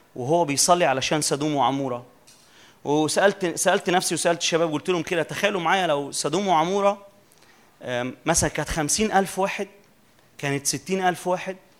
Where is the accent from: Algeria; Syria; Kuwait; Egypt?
Egypt; Minya, Minya Governorate; عندنا كده في المنيا